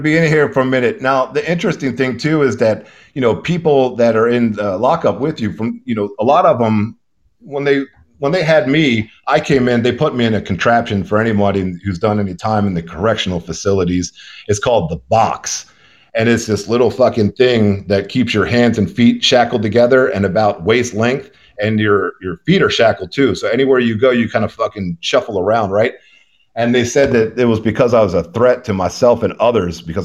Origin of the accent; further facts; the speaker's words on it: Baltimore, Maryland, United States; moved away as an adult; now in Houston, United States; I grew up in the Baltimore City, born and raised